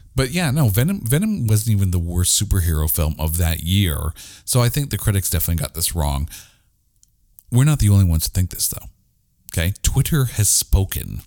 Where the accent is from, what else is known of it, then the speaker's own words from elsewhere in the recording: Canada; we're Canadian